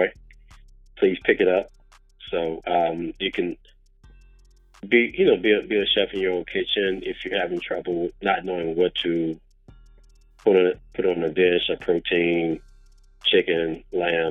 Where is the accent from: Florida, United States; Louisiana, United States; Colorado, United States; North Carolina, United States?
Louisiana, United States; now in California, United States; I'm from the South, born and raised, you know, from Louisiana